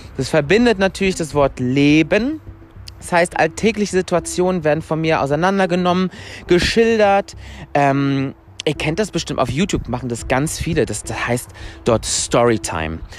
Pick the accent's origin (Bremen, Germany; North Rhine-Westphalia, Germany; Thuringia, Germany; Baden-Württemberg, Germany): North Rhine-Westphalia, Germany; Mülheim an der Ruhr; now in Stuttgart, Germany; bin geboren in Mülheim an der Ruhr, falls das irgendjemand kennt. Das ist eine Stadt in Nordrhein-Westfalen